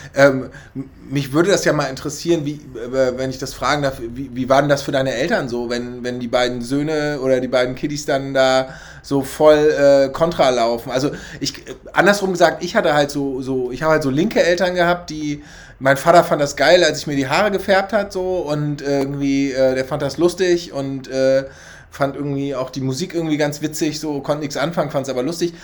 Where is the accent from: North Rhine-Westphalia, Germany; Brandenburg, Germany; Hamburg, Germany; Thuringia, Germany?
Hamburg, Germany; also born or lived in Schleswig-Holstein; ich bin in Altona groß geworden